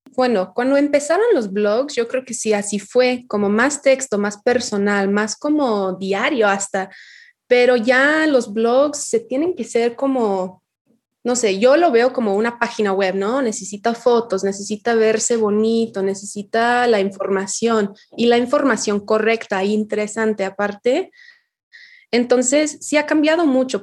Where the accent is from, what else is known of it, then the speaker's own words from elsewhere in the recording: Yorkshire and the Humber, United Kingdom; Spanish is a second language; moved away as an adult; now in Mexico; soy británica y nací en Yorkshire